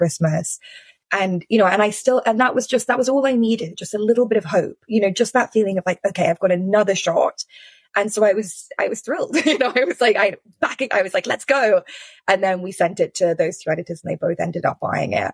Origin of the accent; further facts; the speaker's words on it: London, United Kingdom; moved away; it was my hometown, you know, London was where I grew up